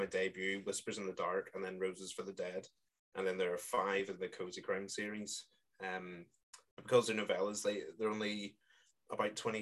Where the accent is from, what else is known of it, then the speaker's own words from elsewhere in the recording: Coleraine, Northern Ireland, United Kingdom; now in Marple, United Kingdom; my hometown of Coleraine in Northern Ireland